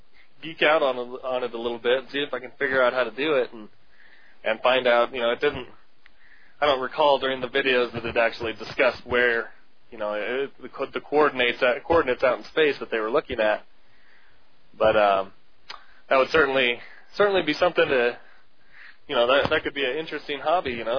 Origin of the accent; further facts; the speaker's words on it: United States; as an American